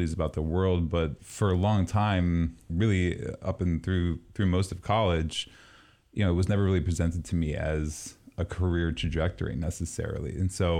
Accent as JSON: {"language": "English", "region": "East Coast", "country": "United States", "tie": "born or raised there", "moved": "yes", "said": "Growing up on the East Coast"}